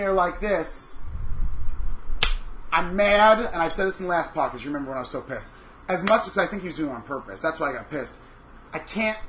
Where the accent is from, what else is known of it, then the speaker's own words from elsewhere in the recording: Long Island, New York, United States; now in New York City, United States; I'm from Long Island originally